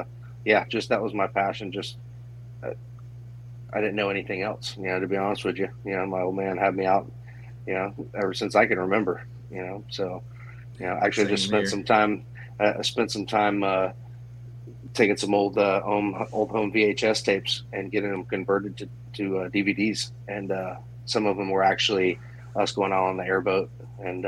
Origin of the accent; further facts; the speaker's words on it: Homestead, Florida, United States; also born or lived in Miami, Florida / Palm Coast, Florida; lived in Homestead, pretty much growing up my young childhood, left out of there after Hurricane Andrew.